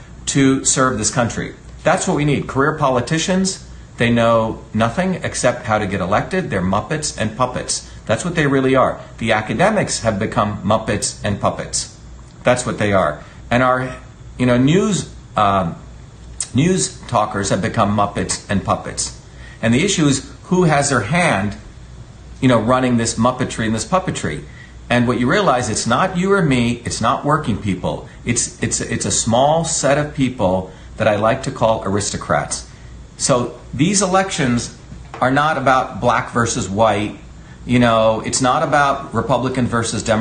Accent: New Jersey, United States; also born or lived in India; now in Massachusetts, United States; I grew up in New Jersey among everyday working people.

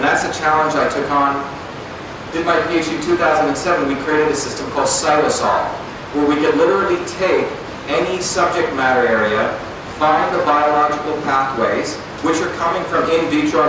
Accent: Mumbai, Maharashtra, India; also born or lived in a small village in India; I grew up in Bombay, but I also grew up in a small village in India

